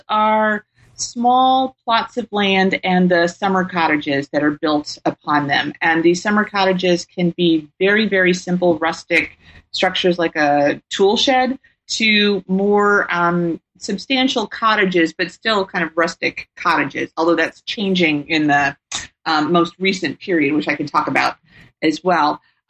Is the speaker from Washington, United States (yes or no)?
no; Tennessee, United States; I grew up in Tennessee and was very fortunate to take a summer program, Governor's School for International Studies